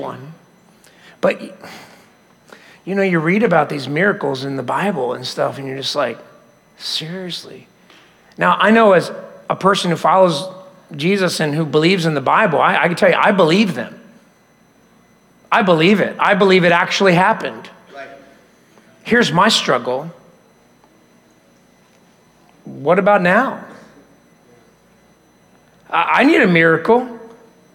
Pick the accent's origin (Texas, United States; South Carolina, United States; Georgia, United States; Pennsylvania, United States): Pennsylvania, United States; Philadelphia; I grew up in Philadelphia, and so that's where we lived right after we got married in that area